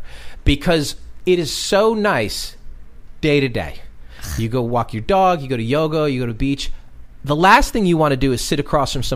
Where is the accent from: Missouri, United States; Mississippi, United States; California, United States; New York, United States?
New York, United States; I'm from New York, and we do a show in New York once a month